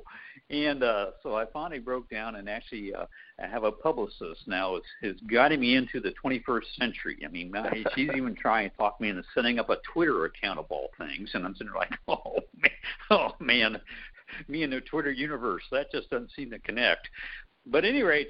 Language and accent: English; Central Ohio, United States; moved away; growing up in Central Ohio